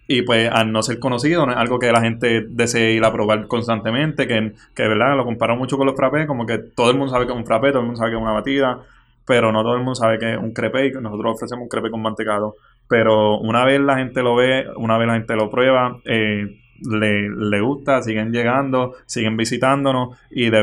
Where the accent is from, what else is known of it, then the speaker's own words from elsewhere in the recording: Florida, Puerto Rico; yo actualmente tengo 22 años y soy de Florida, Puerto Rico.